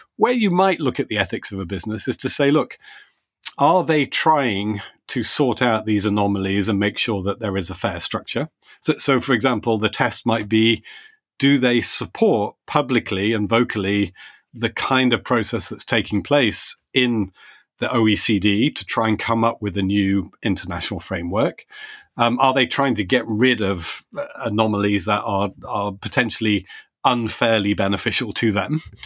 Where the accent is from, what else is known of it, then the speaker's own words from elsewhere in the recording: United Kingdom; As a Brit